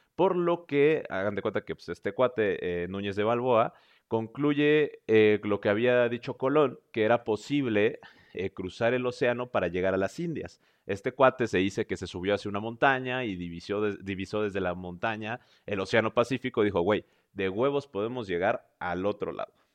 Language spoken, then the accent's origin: Spanish; central Mexico, Mexico; yo soy del centro de México